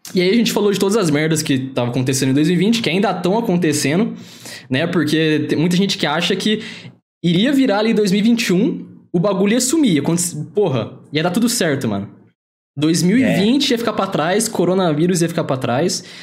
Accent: Aguaí, São Paulo, Brazil; moved away; eu moro em outra cidade, mas sou da mesma cidade que o Luiz

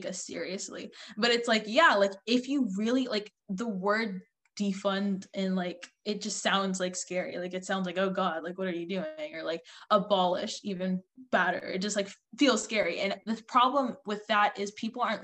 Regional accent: United States; I'm like, I don't know, America.

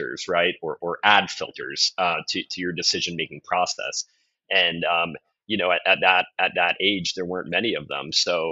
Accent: United States

